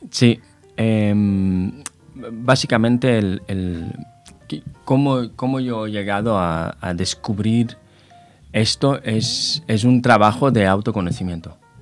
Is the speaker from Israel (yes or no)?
yes; Israel; moved away as an adult; now in Spain; Soy israelí de origen, eh, nacionalizado ya en, eh, España. Eh, llevo 18 años en España